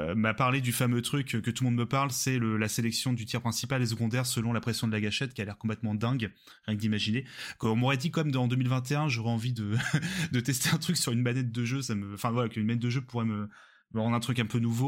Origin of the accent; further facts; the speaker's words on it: near Rouen, Normandy, France; nous on est de Normandie près de Rouen